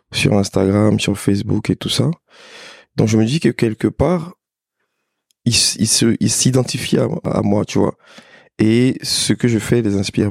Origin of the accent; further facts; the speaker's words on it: Abidjan, Côte d’Ivoire; je suis né à Abidjan. J'ai grandi à Abidjan